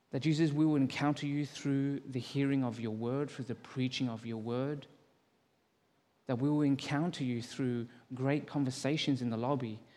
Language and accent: English; Australia; moved away as an adult; now in Calgary, Canada; Born and raised in Australia.